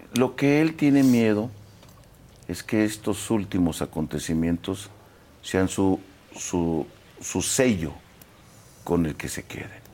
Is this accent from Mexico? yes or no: yes; Sinaloa, Mexico; yo finalmente nací en Sinaloa